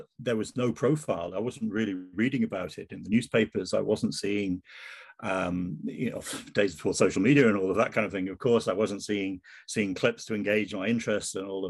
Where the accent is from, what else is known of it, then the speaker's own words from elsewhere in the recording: Wolverhampton, West Midlands, United Kingdom; moved away as an adult; also born or lived in Edinburgh, Scotland; now in Scotland; I'm not originally from Scotland. I was brought up in the West Midlands, and Wolverhampton is my part of the world.